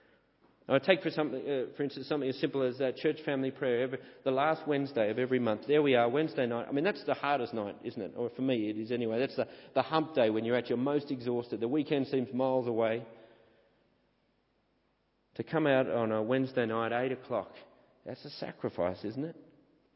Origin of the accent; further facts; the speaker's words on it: St Ives, New South Wales, Australia; moved away as an adult; growing up at the church I grew up at in St. Ives